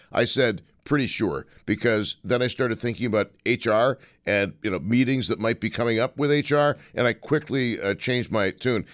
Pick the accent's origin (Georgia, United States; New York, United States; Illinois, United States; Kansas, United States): New York, United States; Buffalo; moved away; also born or lived in Saint Petersburg, Florida; born and raised in Buffalo